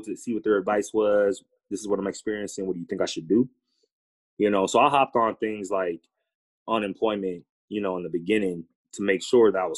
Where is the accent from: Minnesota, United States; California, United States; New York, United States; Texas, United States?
Minnesota, United States; Minneapolis; moved away; also born or lived in Portland; I'm from Minneapolis